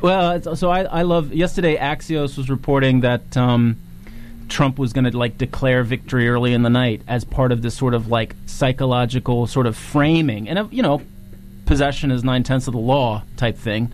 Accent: Virginia, United States; Virginia is now so that's my my home state

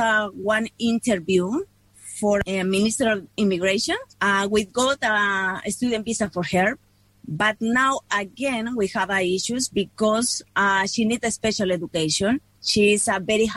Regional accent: Chile; moved away as an adult; now in New Zealand; We are from Chile. We moved to New Zealand in 2015

